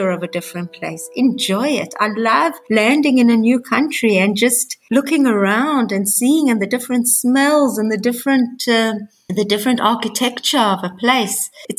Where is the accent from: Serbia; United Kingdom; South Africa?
South Africa; also born or lived in Hong Kong; now in Israel; I'm originally from South Africa. I grew up in South Africa. I've been living in Israel for many, many years